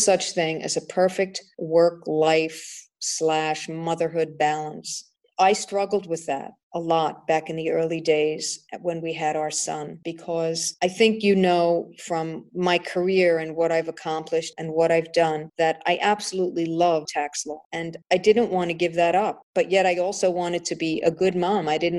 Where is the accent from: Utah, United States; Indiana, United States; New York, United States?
New York, United States; New York City; moved away as an adult; also born or lived in Manhattan, New York / Hong Kong; I was born and raised and living in Brooklyn, New York, and then living in Manhattan